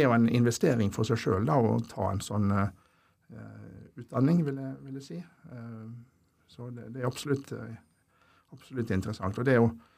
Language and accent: Norwegian; Ålesund, Møre og Romsdal, Norway; moved away as an adult; also born or lived in Molde / Oslo; jeg er jo egentlig fra Ålesund opprinnelig, så jeg tok eh, videregående skole